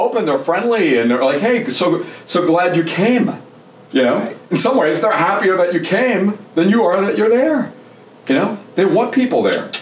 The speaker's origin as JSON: {"language": "English", "region": "New Jersey", "country": "United States", "tie": "born or raised there", "also_born_or_lived": "Germany / Florida / Tennessee", "second_language": "English", "moved": "as an adult", "lives_now": "Atlanta, United States", "said": "grew up in New Jersey, originally from Germany"}